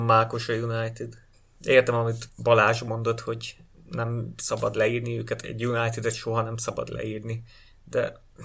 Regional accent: Hungary; mi magyarok vagyunk

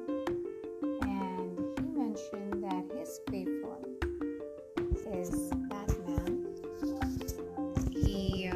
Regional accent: Mumbai, Maharashtra, India; first language Hindi; English is a second language; I'm from India, from Mumbai. Hindi is native to me.

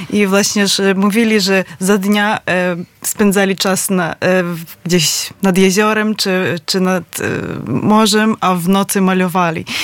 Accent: Lviv, Lviv Oblast, Ukraine; Polish is a second language; now in Poland; Z Lwowa.

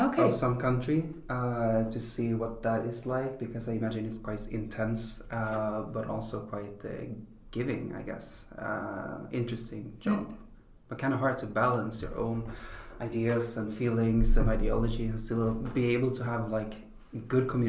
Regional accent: southern Sweden, Sweden; now in Stockholm, Sweden; I'm originally from Sweden, a small town in southern Sweden

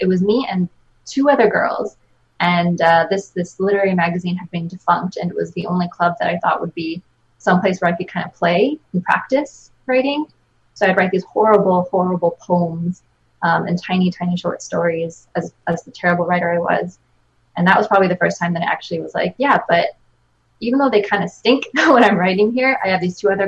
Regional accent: Chadds Ford / Kennett Square area, Pennsylvania, United States; I grew up kind of in Chatsworth, Kent Square area

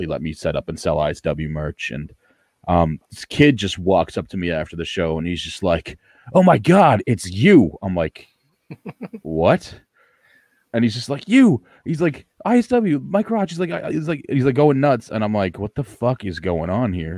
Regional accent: Ottawa, Ontario, Canada; in C4 here in Ottawa, my hometown

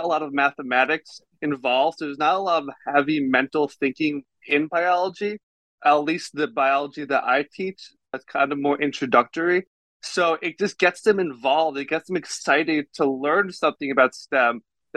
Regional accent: Baltimore, Maryland, United States; I'm actually from Baltimore, Maryland, born and raised. I still live there

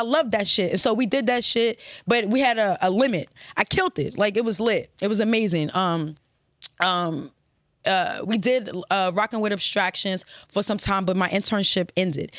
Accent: Alexandria, Virginia, United States; also born or lived in Prince George's County, Maryland; now in Baltimore, United States; I was raised in Virginia, you know what I'm saying? Uh, what, Alexandria

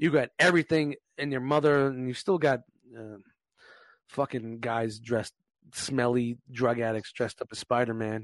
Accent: New York City, New York, United States; me growing up in Brooklyn

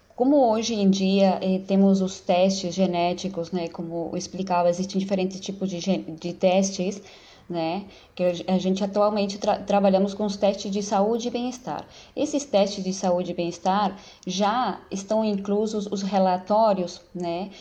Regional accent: Uruguay; first language Spanish; Portuguese is a second language; also born or lived in Brazil; now in São Paulo, Brazil; eu sou uruguaia, naturalizada brasileira

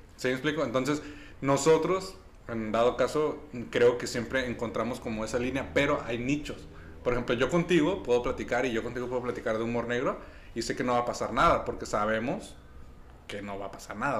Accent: Mexico; yo como mexicano

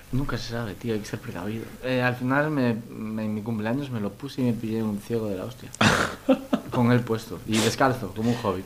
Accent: Moaña, a village across from Vigo, Galicia, Spain; soy de, de Boaña y un, pueblito enfrente de Vigo

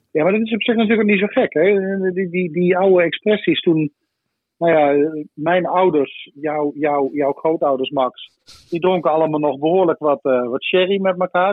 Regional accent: Limburg, Netherlands; moved away as an adult; also born or lived in Venlo / Enschede; En ik kom oorspronkelijk uit Limburg

